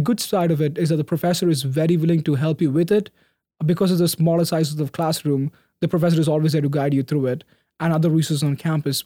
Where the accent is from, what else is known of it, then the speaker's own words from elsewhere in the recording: Bahrain; moved away as an adult; also born or lived in Middle East / India; now in United States; I was born and raised on the small, beautiful island called Bahrain off the coast of Saudi Arabia and Qatar. That's where my family moved from India there.